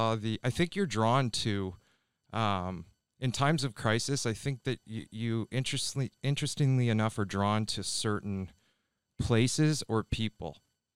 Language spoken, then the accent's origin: English; Ontario, Canada; Yeah, and I grew up in Ontario, Canada, just outside of Toronto.